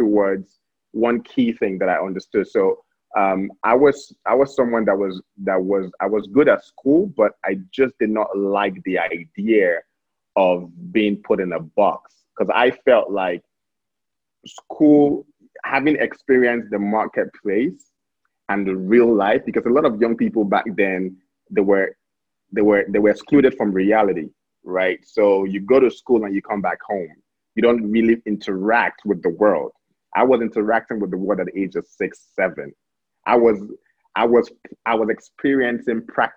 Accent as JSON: {"language": "English", "town": "Abuja", "region": "Federal Capital Territory", "country": "Nigeria", "tie": "born or raised there", "also_born_or_lived": "Delta State, Nigeria", "said": "I was born in Delta State, but I grew up here in Abuja."}